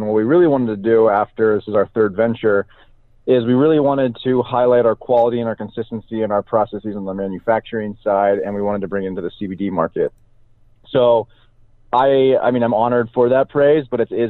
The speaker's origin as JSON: {"language": "English", "town": "Salem", "region": "Oregon", "country": "United States", "tie": "born or raised there", "said": "I grew up in Salem, Oregon, which is in the heart of Oregon's Willamette Valley"}